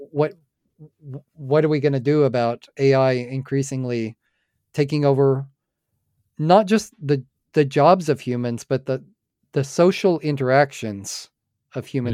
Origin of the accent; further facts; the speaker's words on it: United States; I'm an American